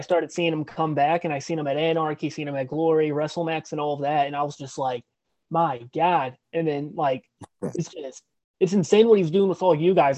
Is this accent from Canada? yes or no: no; St. Louis, Missouri, United States; I'm from St. Louis also